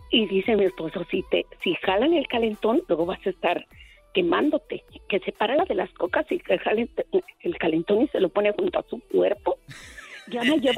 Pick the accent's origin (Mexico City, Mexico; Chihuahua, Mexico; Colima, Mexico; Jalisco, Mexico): Mexico City, Mexico; Yo soy del DF y yo no agarro chusma.